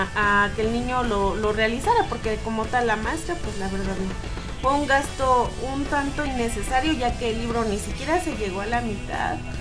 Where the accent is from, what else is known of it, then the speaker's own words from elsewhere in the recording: Mexico; como buen mexicano